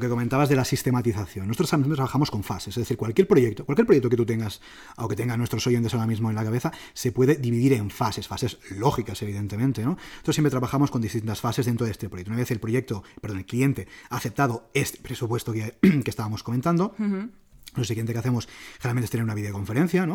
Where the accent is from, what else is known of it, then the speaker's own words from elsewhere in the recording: Barcelona, Catalonia, Spain; soy de Barcelona, a mí me encanta Barcelona